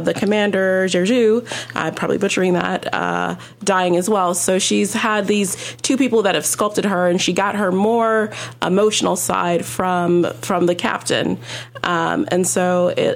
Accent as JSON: {"language": "English", "town": "Los Angeles", "region": "California", "country": "United States", "tie": "born or raised there", "said": "I am African American, but I grew up in very elite private schools in Los Angeles."}